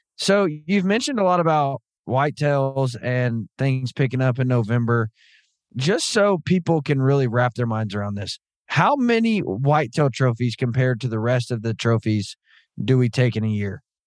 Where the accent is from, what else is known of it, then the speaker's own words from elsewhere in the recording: Southern Arkansas, United States; I grew up in Southern Arkansas.